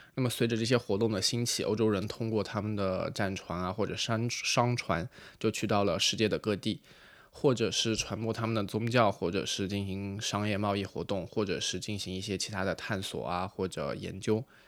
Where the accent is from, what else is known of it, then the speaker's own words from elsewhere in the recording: Kaiyuan, Yunnan, China; moved away as an adult; now in Paris, France; 云南红河开远人，本科毕业于云南大学法语系